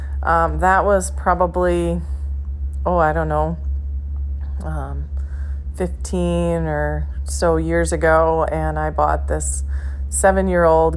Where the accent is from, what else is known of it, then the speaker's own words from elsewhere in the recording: Motley, Minnesota, United States; I'm from Motley, Minnesota, which is in north central Minnesota